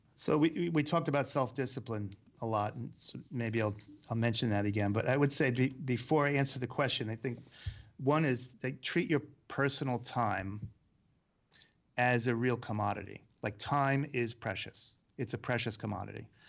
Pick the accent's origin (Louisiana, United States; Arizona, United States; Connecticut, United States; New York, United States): New York, United States; being a New Yorker, you deal with all kinds of weather